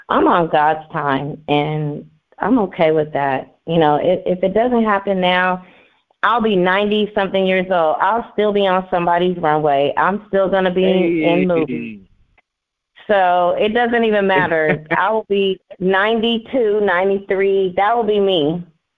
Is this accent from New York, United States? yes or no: no; Oakland, California, United States; I am from Deep East Oakland